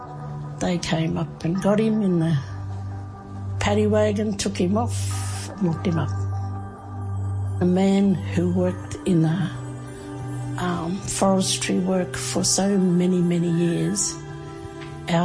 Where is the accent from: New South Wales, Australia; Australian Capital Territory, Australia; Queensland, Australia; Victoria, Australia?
Queensland, Australia; Cherbourg; My family's from Cherbourg. I was born there.